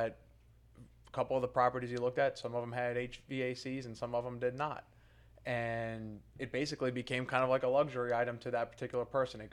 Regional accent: New Orleans, Louisiana, United States; I'm from New Orleans.

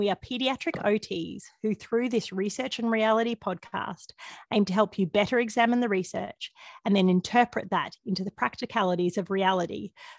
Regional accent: Australia; accent: Australian; also born or lived in Queensland / United Kingdom; You can hear from our accents that we are Australian.

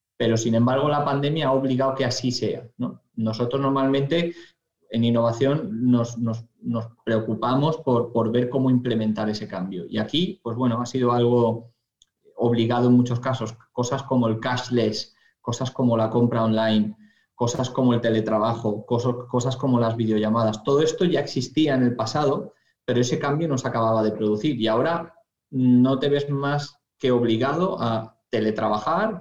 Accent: Valencia, Valencian Community, Spain; soy de Valencia y del Valencia, como has dicho, de, toda la vida. Eh, entonces, yo además crecí y nací a, tres calles del estadio

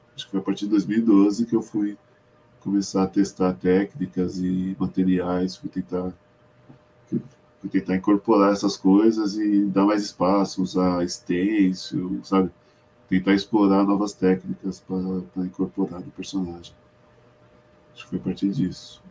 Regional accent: São Paulo, Brazil; tinha bastante pichador na onde eu morava, eu sou de Perus

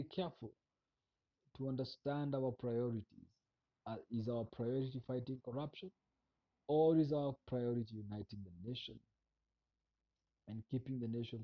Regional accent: Kenya; I am a Kenyan

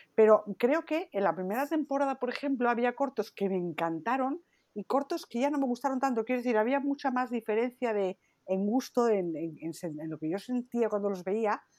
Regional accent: Spain; como buena española que soy

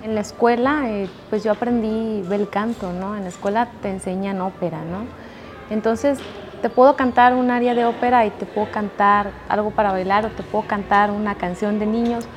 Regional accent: Tuxpan, Nayarit, Mexico; also born or lived in Tepic; now in Acaponeta, Mexico; nací aquí en Tepic, pero crecí en Tuxpan pero la vida me llevó a, vivir y, trabajar en Acaponeta

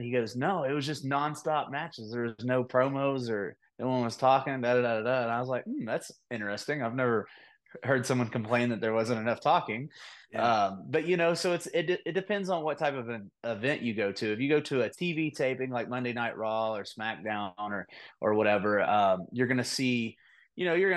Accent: Shelbyville, Indiana, United States; I'm from Shelbyville, Indiana, so like 40 minutes east

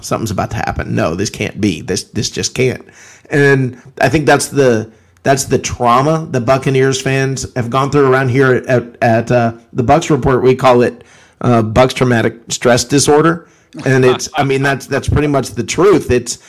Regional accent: Orlando, Florida, United States; I grew up I grew up in Orlando

